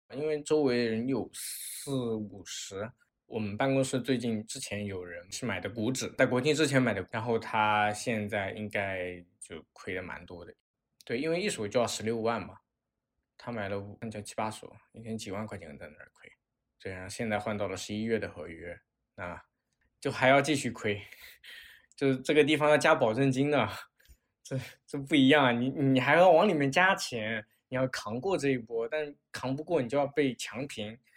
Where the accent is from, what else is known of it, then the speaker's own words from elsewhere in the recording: Wenzhou, Zhejiang, China; moved away as an adult; also born or lived in Shanghai; 之前在上海工作，现在回归到了温州，也就是我的老家，然后在一家第三方机构工作